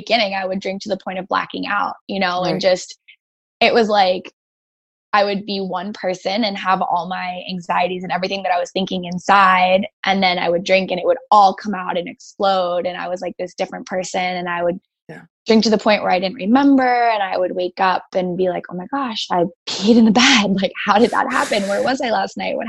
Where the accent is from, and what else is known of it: Greenwich, Connecticut, United States; born or raised there